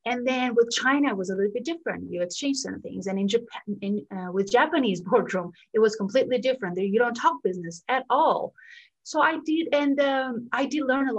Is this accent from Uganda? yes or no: no; Albania; moved away as an adult; now in Los Angeles, United States; So I grew up in Albania, and then I got the chance to study in the US, which is where I am right now, in Los Angeles.